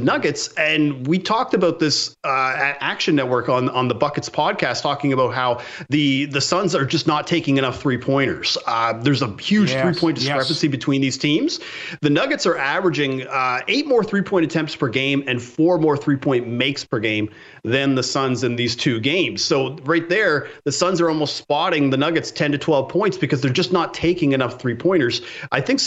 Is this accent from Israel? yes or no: no; Canada; I grew up in Canada. My entire family was Montreal Canadiens fans